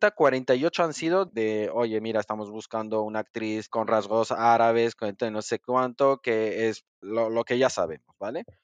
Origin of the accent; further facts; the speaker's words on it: Spain; ¿por qué voy a ser marroquí si yo soy español? ¿O por qué me vas a poner un argelino cuando yo soy español?